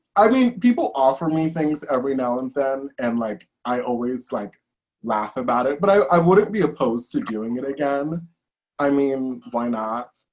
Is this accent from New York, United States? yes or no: yes; New York City, New York, United States; I'm actually born and raised in New York. I'm from Brooklyn, uh, born and bred